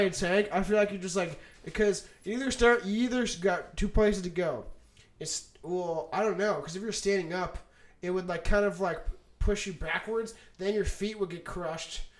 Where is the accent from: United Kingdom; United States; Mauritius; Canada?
Canada; we're Canadian, so we always just had Skippy